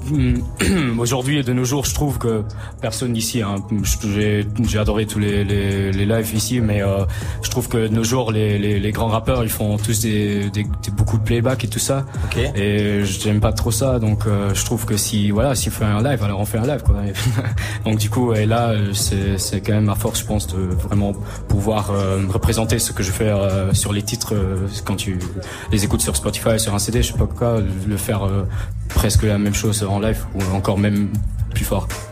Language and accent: French; Luxembourg; j'ai 19 ans, je suis du Luxembourg